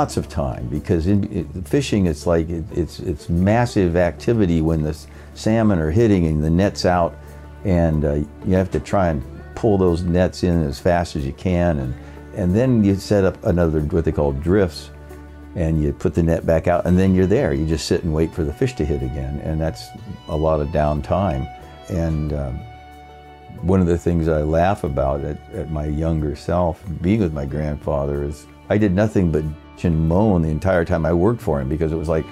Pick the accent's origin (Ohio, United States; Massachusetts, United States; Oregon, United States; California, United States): Oregon, United States; Seaside; also born or lived in Astoria, Oregon; I was born in Astoria, Oregon, and you know, my dad was actually in the Battle of the Bulge at the time I was born, and I grew up in a town about 15 miles away. That's, my mother went up there to have me at the hospital there, Seaside, Oregon